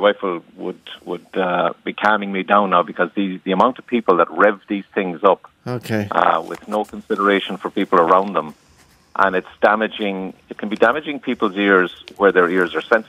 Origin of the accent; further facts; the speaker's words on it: Cork, Munster, Ireland; accent: Cork; now in Elizabeth, New Jersey, United States; I'm from Cork, so you'll pick up the Cork accent